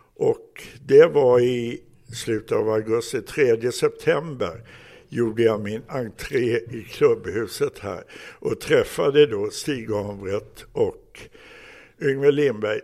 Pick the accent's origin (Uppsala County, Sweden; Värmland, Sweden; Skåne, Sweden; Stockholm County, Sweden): Stockholm County, Sweden; Stockholm; Jag växte upp i Blåshult